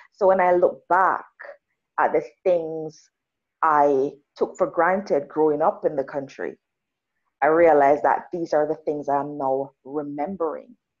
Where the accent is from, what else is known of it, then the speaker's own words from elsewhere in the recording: Jamaica; now in Canada; I'm Jamaican, rural Jamaican.